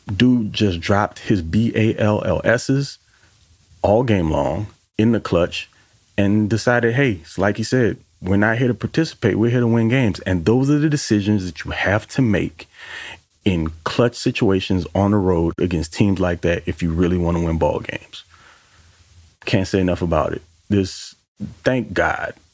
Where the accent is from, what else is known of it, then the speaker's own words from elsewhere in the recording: New Orleans, Louisiana, United States; I'm from New Orleans